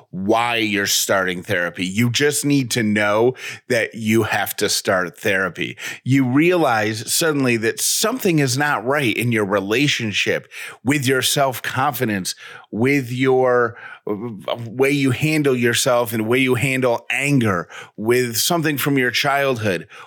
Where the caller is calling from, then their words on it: Cleveland, Tennessee, United States; I'm calling from Cleveland, Tennessee.